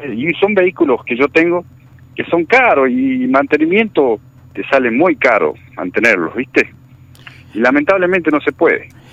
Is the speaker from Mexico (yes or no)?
no; Algarrobo del Aguila, La Pampa, Argentina; Yo vivo en Algarrobo del Aire, yo soy, soy de acá, de Algarrobo del Aire.